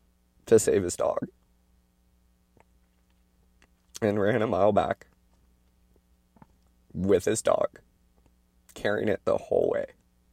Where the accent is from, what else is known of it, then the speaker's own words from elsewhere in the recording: Oregon, United States; And that's kind of been a normal thing growing up in Oregon.